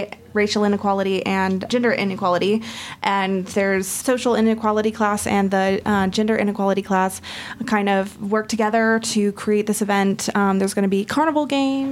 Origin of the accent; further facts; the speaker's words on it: Central Illinois, United States; moved away as an adult; also born or lived in Santa Fe, New Mexico; now in Silver City, United States; I grew up in the Midwest, Central Illinois